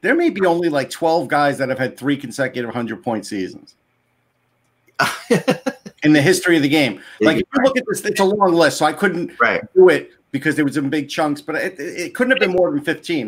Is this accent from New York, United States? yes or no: yes; New York, United States; me growing up in New York